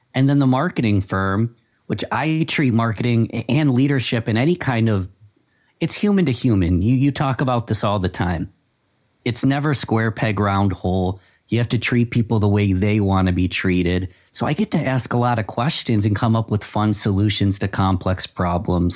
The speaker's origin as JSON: {"language": "English", "town": "Rochester", "region": "New York", "country": "United States", "tie": "born or raised there", "said": "my hometown of Rochester, New York"}